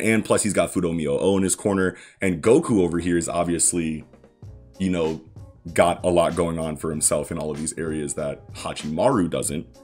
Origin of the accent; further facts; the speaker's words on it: United States; I'm an American